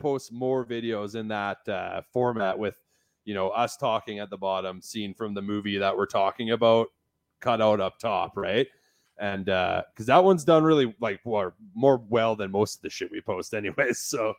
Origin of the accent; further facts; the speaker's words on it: Kindersley, Saskatchewan, Canada; also born or lived in Vancouver, Canada; now in Redwater, Canada; I'm from Kindersley originally. Right. Kindersley. Yeah. So it's kind of like the main drug hub is what I call it.